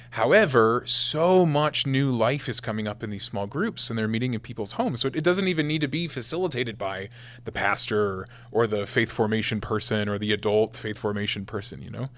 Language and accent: English; West Point, Nebraska, United States; I was the first guy from my hometown to to be ordained a priest for the Archdiocese of Omaha in forty years